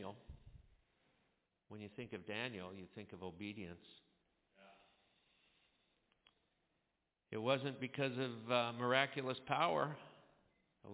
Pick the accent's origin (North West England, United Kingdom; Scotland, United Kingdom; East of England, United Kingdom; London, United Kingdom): Scotland, United Kingdom; I'm Scottish